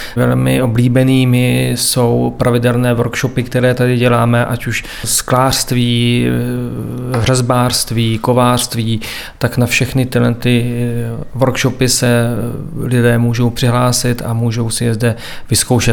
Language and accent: Czech; near Svitavy, Pardubice Region, Czechia; moved away as an adult; also born or lived in Prague; now in Svitavy, Czech Republic; já pocházím z Ostrova Kamene, z vesnice, která je odsud nedaleko, jsem sem chodil na základní i na střední školu